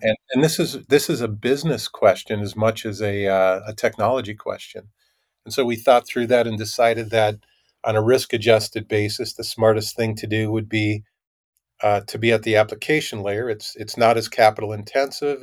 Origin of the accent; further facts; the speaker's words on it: Minnesota, United States; moved away as an adult; I grew up in Minnesota